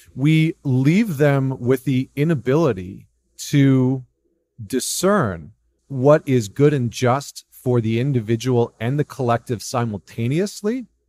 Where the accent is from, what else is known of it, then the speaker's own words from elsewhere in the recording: Canada; as a Canadian